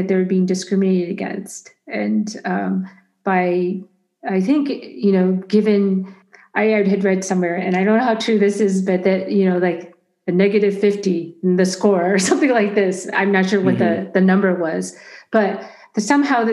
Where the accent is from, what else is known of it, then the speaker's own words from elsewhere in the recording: United States; first language Chinese; English is a second language; even though I was born in America, I spoke Chinese up until age 5, and you can't hear an accent